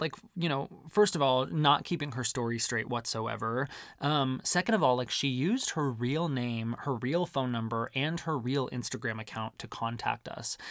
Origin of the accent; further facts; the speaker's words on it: Arizona, United States; growing up in Arizona